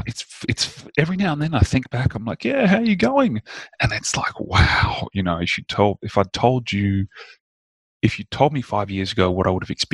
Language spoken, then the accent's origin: English; Indonesia; I grew up in Indonesia, and there was a much stronger sense of mysticism and a much more mature understanding of the energetic realm.